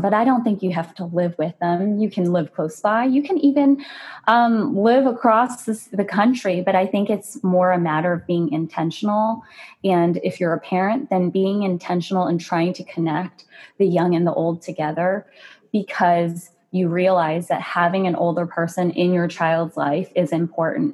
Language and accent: English; United States; I'm Asian American